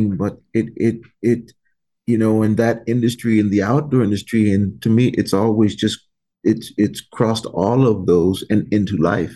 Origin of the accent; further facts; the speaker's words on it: United States; I grew up here in the United States.